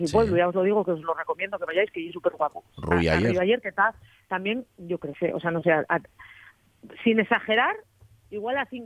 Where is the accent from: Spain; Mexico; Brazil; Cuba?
Spain; decir señor o sea, somos somos españoles o sea